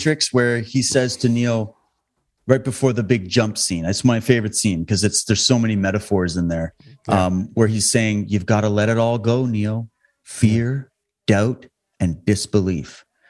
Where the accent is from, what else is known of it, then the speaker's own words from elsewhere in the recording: Alberta, Canada; also born or lived in Ontario / Saskatchewan; I grew up in this country. Okay. I was born and raised in Alberta. Then I lived in Ontario and Saskatchewan.